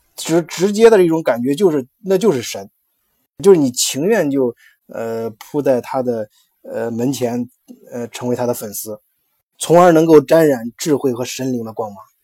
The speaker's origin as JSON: {"language": "Chinese", "country": "China", "said": "我们中国人讲的性本善"}